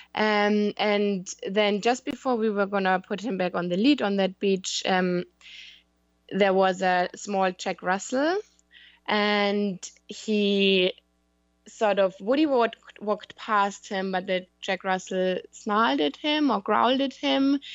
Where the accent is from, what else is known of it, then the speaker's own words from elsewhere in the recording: Germany; moved away as an adult; now in London, United Kingdom; I live in London, in the U K, but I'm from Germany